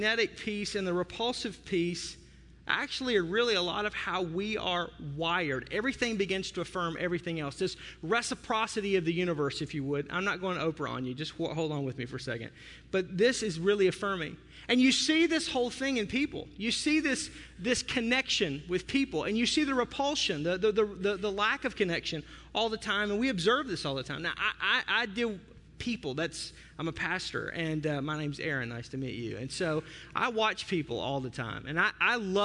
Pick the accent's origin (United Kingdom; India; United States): United States; the South; I'm from the South